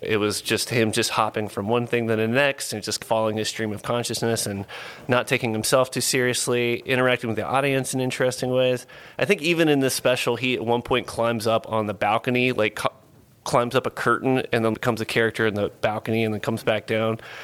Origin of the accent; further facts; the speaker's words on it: Lillington, North Carolina, United States; also born or lived in Swansboro, North Carolina / Boone, North Carolina; now in Asheville, United States; I grew up in Lillington, North Carolina, which is like a little beef cattle farm